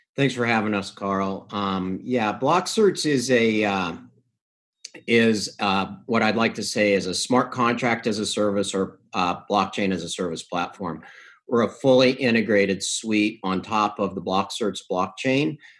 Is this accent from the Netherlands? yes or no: no; Canada; I'm from Canada